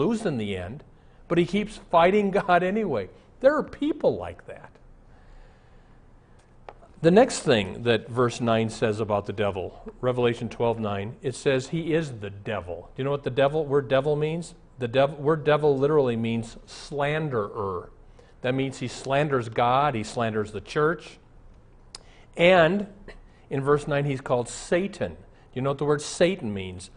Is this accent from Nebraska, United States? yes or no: yes; Omaha, Nebraska, United States; moved away; I'm from Omaha. I was in Omaha recently. I'm very nostalgic. I wanted to walk through my old high school.